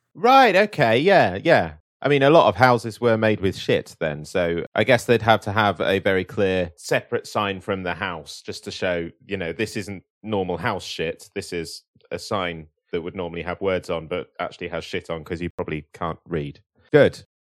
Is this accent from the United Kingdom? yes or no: yes; United Kingdom; here in Britain, our government